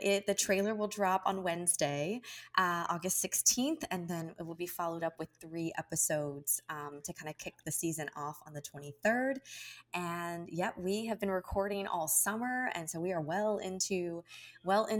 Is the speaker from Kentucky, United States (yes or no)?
yes; Kentucky, United States; as a Hispanic child growing up in Kentucky